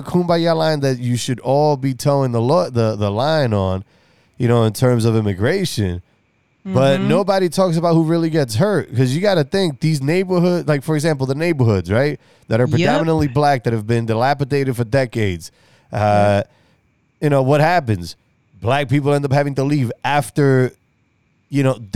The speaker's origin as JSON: {"language": "English", "region": "New York", "country": "United States", "said": "I'm from the East Coast and I come from the true melting pot of America, which is New York"}